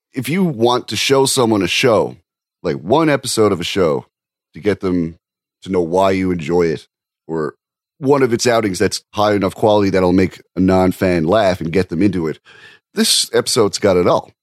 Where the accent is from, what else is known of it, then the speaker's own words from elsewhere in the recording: Canada; I'm a Canadian